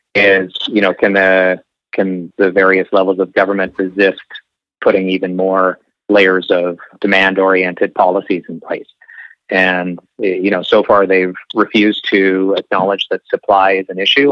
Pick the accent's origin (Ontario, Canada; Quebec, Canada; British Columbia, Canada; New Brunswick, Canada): British Columbia, Canada; Okanagan; now in Vancouver, Canada; I'm I'm from the Okanagan